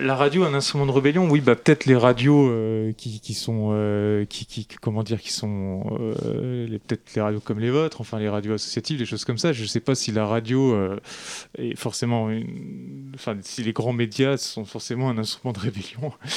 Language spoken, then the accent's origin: French; Lorraine, Grand Est, France; je suis originaire de Lorraine